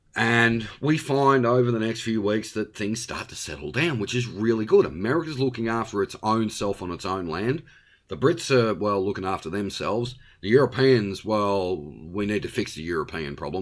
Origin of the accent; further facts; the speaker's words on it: Australia; also born or lived in Victoria; I am an Australian. I live in Victoria